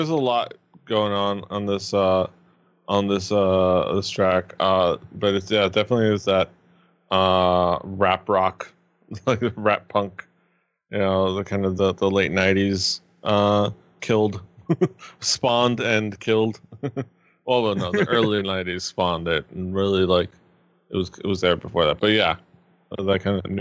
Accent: United States; we're American

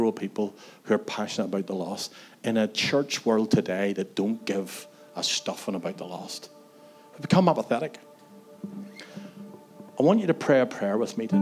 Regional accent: Antrim, Northern Ireland, United Kingdom; I was one of those young people in my hometown in Antrim

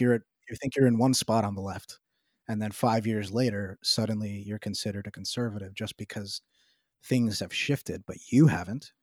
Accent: New York City, New York, United States; I live in New York City, I'm from New York City

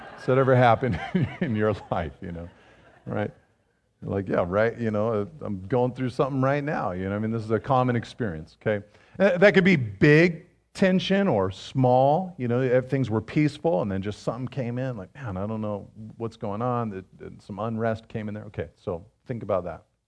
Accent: Pacific Grove, California, United States; I was growing up in Pacific Grove, of all places, you know, the butterfly capital of the world

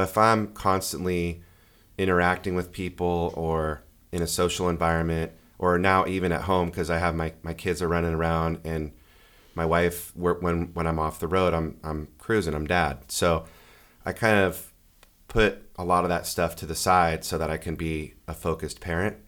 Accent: Bay Area, Northern California, United States; also born or lived in San Diego, California; I was born and raised in the Bay Area, um, of Northern California and moved down to San Diego in nineteen ninety-four to go to San Diego State

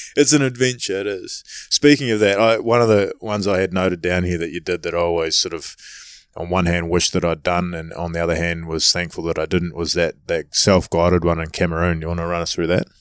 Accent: New Zealand; being a Kiwi

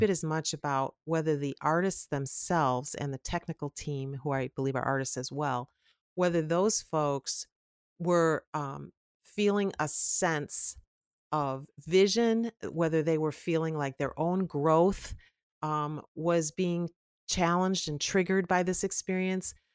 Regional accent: Chicago, Illinois, United States; I grew up in the Chicago area, the suburbs, very close to O'Hare Airport

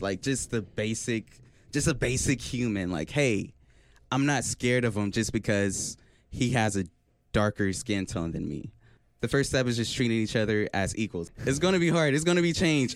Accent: Oklahoma City, Oklahoma, United States; I'm from Oklahoma City, Oklahoma, and uh, I go to UCO

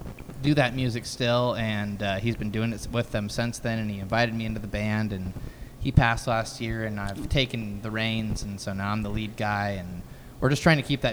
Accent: Skagit Valley, Washington, United States; We're both from Skagit Valley, kind of grew up around in there.

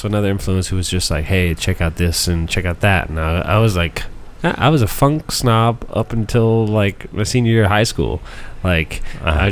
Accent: Lafayette, Louisiana, United States; growing up in Lafayette

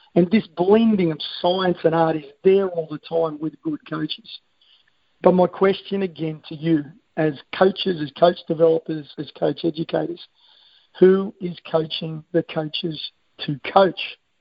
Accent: Australia; I am an Australian

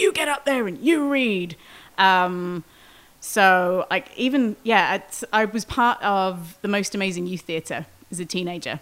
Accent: Wales, United Kingdom; moved away as an adult; also born or lived in outskirts of London; now in Pittsburgh, United States; I grew up in Wales.

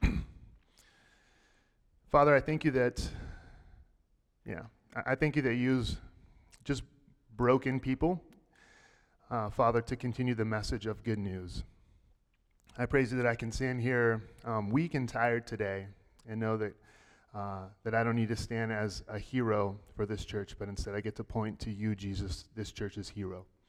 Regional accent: Texas, United States; I grew up in Texas

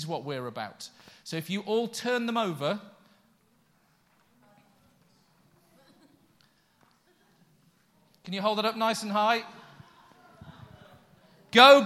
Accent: Yorkshire and the Humber, United Kingdom; now in Coventry, United Kingdom; I put aside my Yorkshireness

